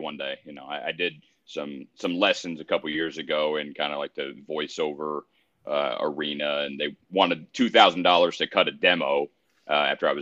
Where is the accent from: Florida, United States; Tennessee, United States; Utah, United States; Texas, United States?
Texas, United States; Mansfield; now in Arlington, United States; I grew up in Mansfield, but live in Arlington now